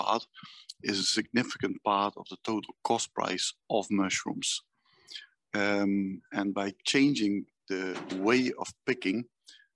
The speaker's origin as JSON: {"language": "English", "country": "Netherlands", "said": "I'm from Holland."}